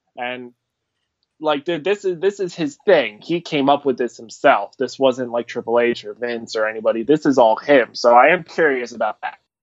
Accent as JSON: {"language": "English", "town": "Philadelphia", "region": "Pennsylvania", "country": "United States", "said": "I am from Philadelphia, uh, over in the states."}